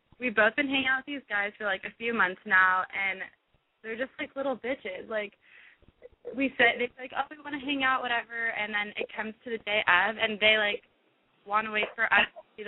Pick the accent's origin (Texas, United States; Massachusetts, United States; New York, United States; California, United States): California, United States; Los Angeles; I'm from Los Angeles